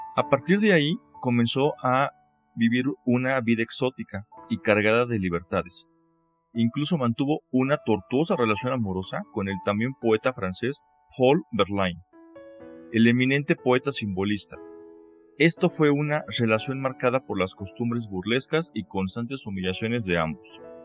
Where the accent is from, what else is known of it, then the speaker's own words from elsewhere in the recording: Mexico; Soy mexicano y soy consultor jurídico y docente